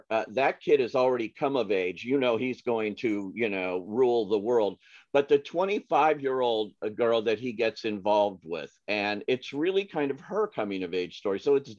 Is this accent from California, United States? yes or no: yes; Southern California, United States; growing up in Southern California, as I have.